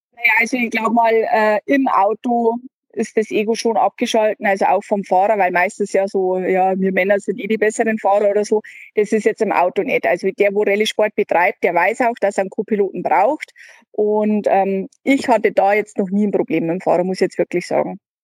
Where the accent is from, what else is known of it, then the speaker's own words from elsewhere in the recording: Germany; bei uns in Deutschland